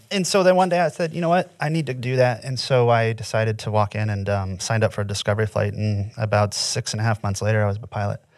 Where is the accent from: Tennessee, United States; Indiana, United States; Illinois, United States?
Indiana, United States; moved away as an adult; also born or lived in Florida; I I'm from Indiana, in the middle, born and raised in the middle of nowhere.